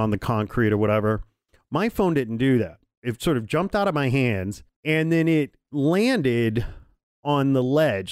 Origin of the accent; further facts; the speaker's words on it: Indiana, United States; moved away; I'm from Indiana.